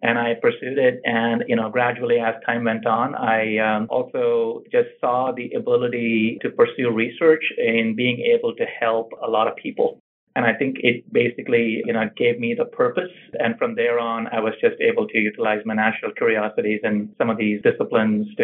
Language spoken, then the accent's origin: English; India; moved away as an adult; also born or lived in Pittsburgh, Pennsylvania / New Jersey; now in California, United States; So I grew up in India, finished my high school and my undergraduate in pharmacy there, and then I moved to the United States.